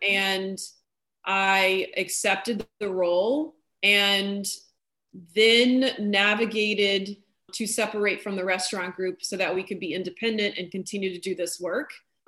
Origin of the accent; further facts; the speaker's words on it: New Orleans, Louisiana, United States; moved away as an adult; also born or lived in New York / London; I'm from New Orleans